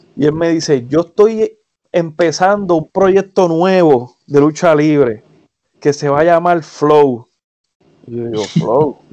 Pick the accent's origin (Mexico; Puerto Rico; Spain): Puerto Rico; Humacao; moved away as an adult; now in United States; yo soy de Humacao, biuniversitaria en Humacao, eh, al frente de la UPR